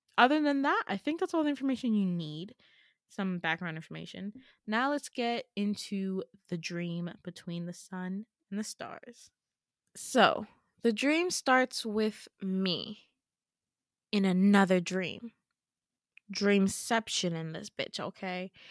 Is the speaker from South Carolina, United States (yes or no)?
no; New York, United States; also born or lived in Gambia (Fulani heritage); I'm born and raised in New York. New York is all I know.